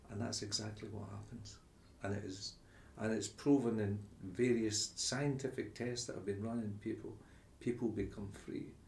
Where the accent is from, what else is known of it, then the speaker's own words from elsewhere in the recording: Glasgow, Scotland, United Kingdom; I came from Glasgow, it was Rangers Celtic